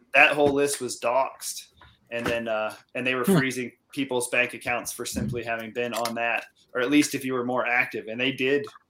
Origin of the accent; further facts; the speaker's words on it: central Iowa, United States; moved away as an adult; now in Ontario, Canada; I've uh, spent most of my life in Iowa, in central Iowa, and that's where I got started